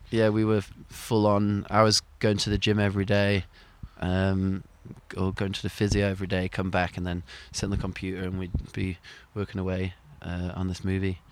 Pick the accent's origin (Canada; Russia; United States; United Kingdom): United Kingdom; Sheffield, Yorkshire and the Humber; moved away; growing up in Sheffield, you always knew that the ski slope was there